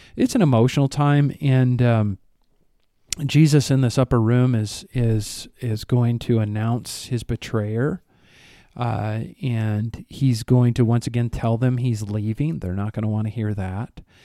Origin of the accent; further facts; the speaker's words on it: Rockford, Illinois, United States; moved away; my hometown